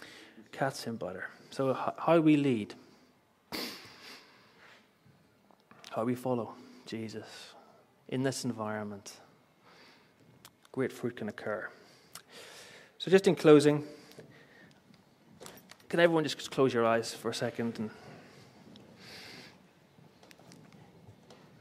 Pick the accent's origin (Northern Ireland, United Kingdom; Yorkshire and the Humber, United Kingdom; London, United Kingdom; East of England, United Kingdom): Northern Ireland, United Kingdom; Belfast; moved away; I grew up in Belfast, greatest city on the earth.